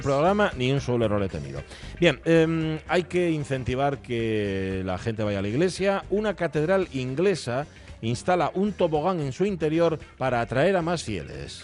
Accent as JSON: {"language": "Spanish", "town": "Gijón", "region": "Asturias", "country": "Spain", "said": "Yo soy muy de Gijón, muy de Gijón"}